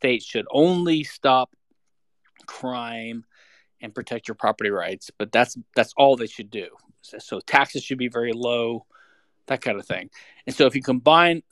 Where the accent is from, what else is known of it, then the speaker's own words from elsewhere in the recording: Louisiana, United States; now in Houston, United States; I live in Houston, Texas. I'm from Louisiana originally.